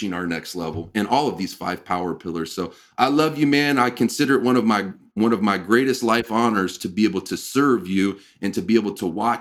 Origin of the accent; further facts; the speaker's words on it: Midwest, United States; growing up in the Midwest like you and I did